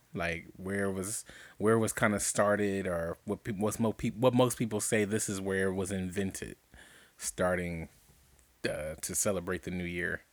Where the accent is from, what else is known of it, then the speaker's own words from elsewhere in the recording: Compton, California, United States; I was born in East Rancho Dominguez Hospital. That is no longer standing in Compton, California